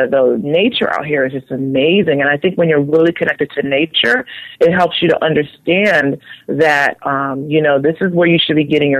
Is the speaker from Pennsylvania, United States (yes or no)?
yes; Philadelphia, Pennsylvania, United States; I'm originally from Philadelphia. I grew up in the inner city, in the ghetto